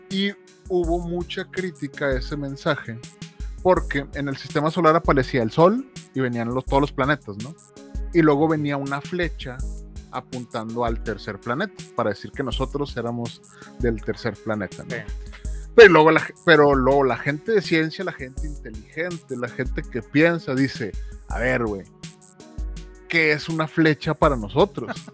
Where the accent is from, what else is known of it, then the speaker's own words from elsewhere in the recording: United States; Spanish is a second language; porque obviamente soy gringo y todo lo busco en inglés.